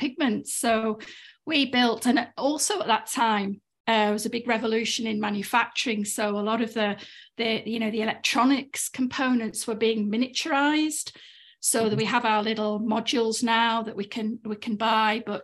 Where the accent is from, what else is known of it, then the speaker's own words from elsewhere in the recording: Cumbria, North West England, United Kingdom; moved away as an adult; also born or lived in Aberdeen; I grew up in Cumbria, in rural Cumbria